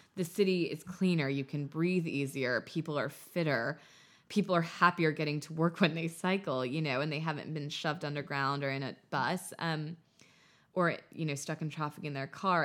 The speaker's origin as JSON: {"language": "English", "country": "United States", "tie": "born or raised there", "also_born_or_lived": "Paris", "moved": "as an adult", "lives_now": "London, United Kingdom", "said": "growing up in America"}